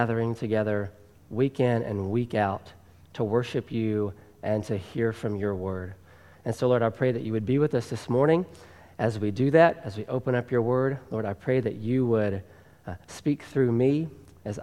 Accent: Tennessee, United States; accent: Southern; moved away; if my accent hasn't already given me away, I was born and raised in the South, in Tennessee

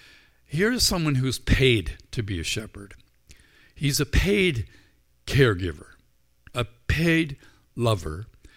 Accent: Northern Ireland, United Kingdom; I grew up in Northern Ireland where sheep are plentiful.

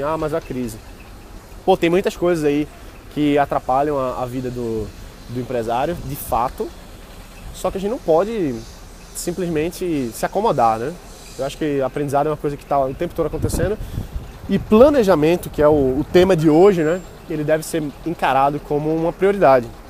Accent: Brazil; a gente, como brasileiro

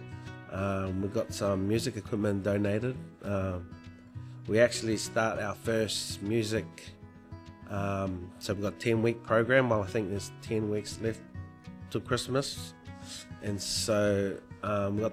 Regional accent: New Zealand; now in Broome, Australia; I'm a Māori from New Zealand, and so I'm not from here

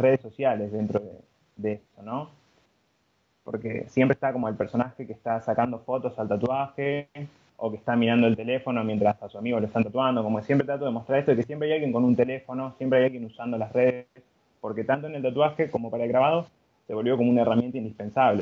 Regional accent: Buenos Aires, Argentina; yo, soy de Buenos Aires, Argentina

